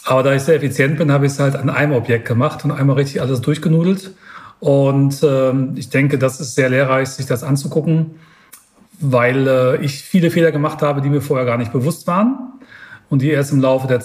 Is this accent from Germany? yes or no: yes; Münster, North Rhine-Westphalia, Germany; Ich sitze ja hier in, in Niederbayern und ich komme ursprünglich aus Münster.